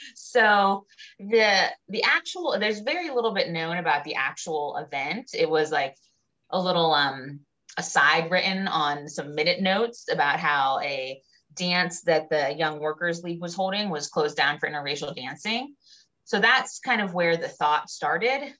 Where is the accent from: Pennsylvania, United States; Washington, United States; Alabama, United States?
Pennsylvania, United States; Pittsburgh; I grew up in the Pittsburgh area, a little bit north of Pittsburgh